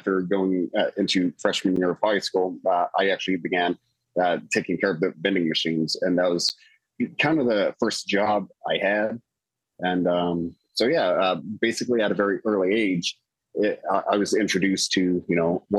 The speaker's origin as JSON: {"language": "English", "region": "southern Indiana", "country": "United States", "tie": "born or raised there", "also_born_or_lived": "Louisville, Kentucky", "said": "I was born actually in Louisville, Kentucky, but raised just north of it at the very bottom tip of Indiana"}